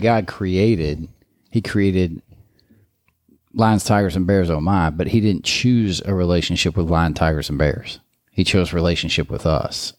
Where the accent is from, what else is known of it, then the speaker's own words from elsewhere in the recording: Kansas City, Missouri, United States; growing up in Kansas City